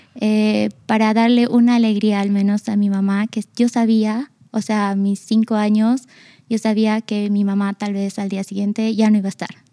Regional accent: Argentina; yo nací en Argentina, vivía con mi mamá y mi abuela

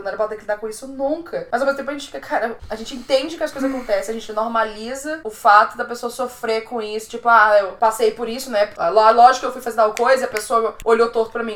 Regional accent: São Luís, Maranhão, Brazil; moved away; also born or lived in Fortaleza; Eu sou maranhense, eu sou ludovicense

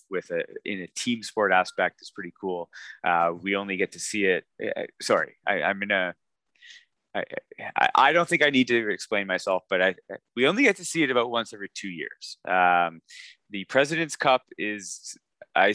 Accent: Canada; me being Canadian

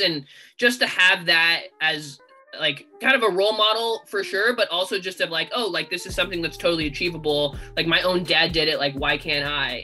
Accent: California, United States; I actually grew up in California

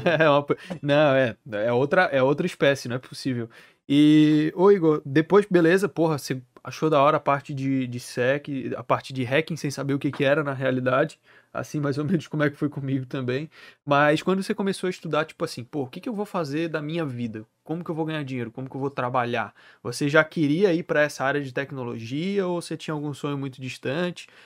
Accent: Florianópolis, Santa Catarina, Brazil; Eu sou de Santa Catarina. Eu sou de Floripa.

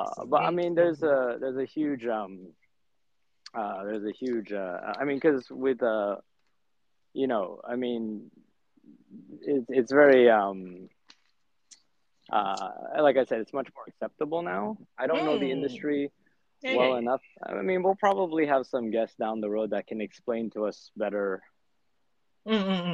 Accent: United States; as a teenager in America

